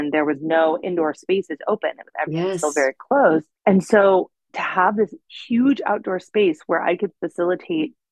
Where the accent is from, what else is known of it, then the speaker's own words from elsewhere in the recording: Northern California, United States; now in Los Angeles, United States; I grew up in Northern California on an acre of land with fruit trees and stuff.